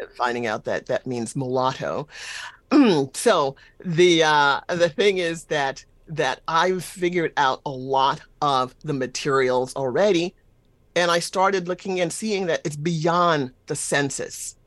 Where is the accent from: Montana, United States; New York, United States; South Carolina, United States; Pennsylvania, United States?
South Carolina, United States; South Carolina Sea Islands, United States; I'm from South Carolina on the islands